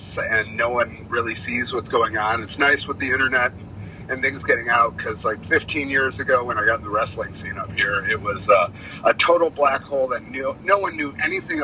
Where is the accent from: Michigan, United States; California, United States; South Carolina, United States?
Michigan, United States; Detroit; now in Pacific Northwest, United States; I grew up in Detroit